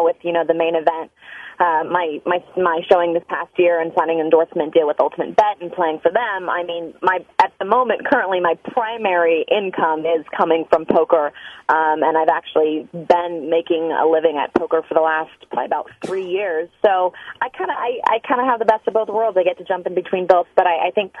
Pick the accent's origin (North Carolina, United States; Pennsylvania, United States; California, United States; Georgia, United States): California, United States; Los Angeles; I was born and raised in the Los Angeles area